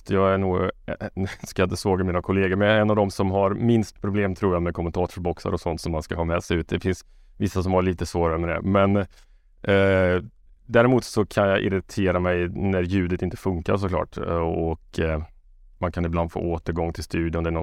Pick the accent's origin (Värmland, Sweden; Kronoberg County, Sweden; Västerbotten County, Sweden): Värmland, Sweden; Karlstad; Jag är från Karlstad.